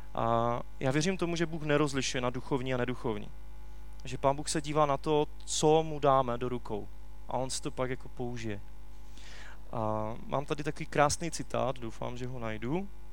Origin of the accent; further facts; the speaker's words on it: Czechia; u nás v Čechách